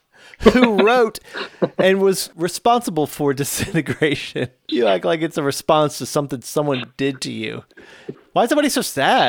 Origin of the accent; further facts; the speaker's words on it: Illinois, United States; I grew up in the Chicago suburbs with my family, large family.